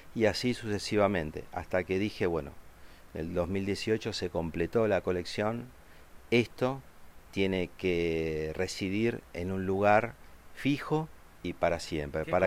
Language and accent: Spanish; Argentina; los argentinos amamos tanto, tanto incondicionalmente a Diego Maradona